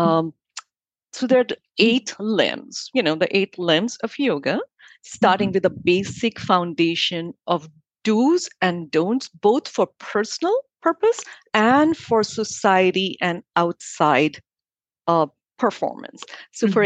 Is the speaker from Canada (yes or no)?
no; India; now in Miami, United States; I grew up in India